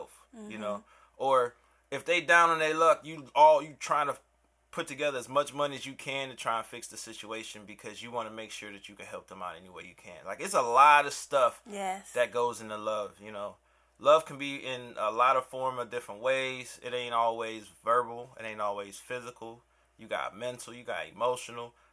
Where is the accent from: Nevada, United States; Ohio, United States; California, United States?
Ohio, United States; Cleveland; also born or lived in Euclid, Ohio; now in Miami, United States; I am originally from Cleveland, Ohio, 216 Lakeshore Boulevard